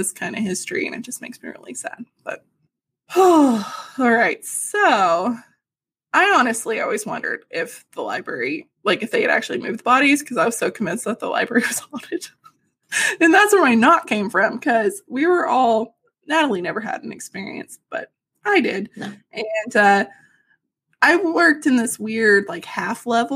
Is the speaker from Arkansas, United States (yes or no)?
yes; Arkansas, United States; we grew up in Arkansas